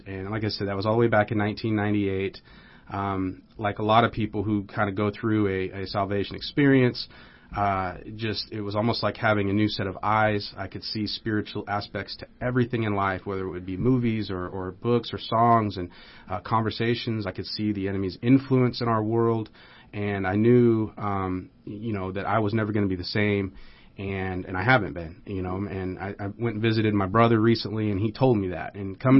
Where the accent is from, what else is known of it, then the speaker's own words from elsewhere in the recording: United States; also born or lived in Omaha, Nebraska; growing up in the United States, you hear about God and you know the church is, you know, a thing and all that.